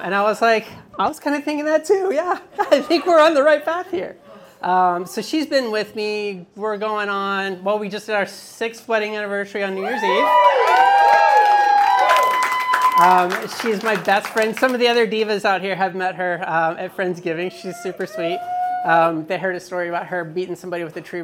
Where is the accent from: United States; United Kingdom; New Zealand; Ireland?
United States; Dallas, Texas; moved away; also born or lived in Pensacola, Florida; I grew up in Dallas, Texas, and then I lived in Pensacola, Florida.